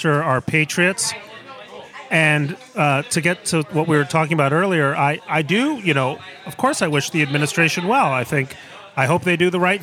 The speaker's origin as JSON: {"language": "English", "region": "Mexico City", "country": "Mexico", "tie": "born or raised there", "also_born_or_lived": "New York", "moved": "yes", "lives_now": "United States", "said": "I grew up in Mexico City. I'm born in New York."}